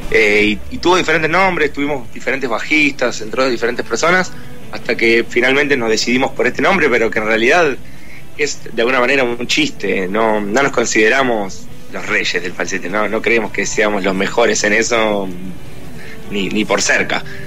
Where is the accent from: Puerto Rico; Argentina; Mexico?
Argentina